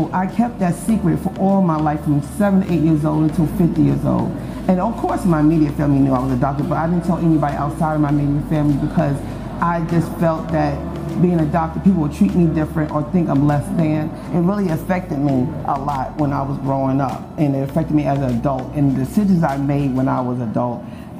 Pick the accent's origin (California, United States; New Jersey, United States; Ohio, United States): New Jersey, United States; Teaneck; also born or lived in Harlem, New York / Petersburg, Virginia / Atlanta, Georgia; now in Greenville, United States; I'm from Harlem, New York, and I was raised in Teaneck, New Jersey.